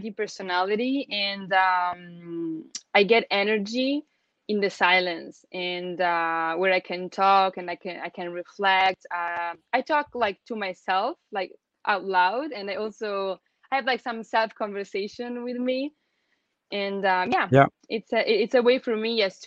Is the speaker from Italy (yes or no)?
yes; Italy; first language Italian; English is a second language; moved away as an adult; now in China; Italian is my mother tongue. I'm Italian